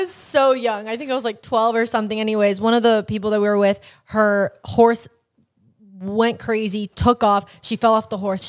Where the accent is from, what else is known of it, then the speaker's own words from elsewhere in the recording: New Jersey, United States; moved away; From New Jersey.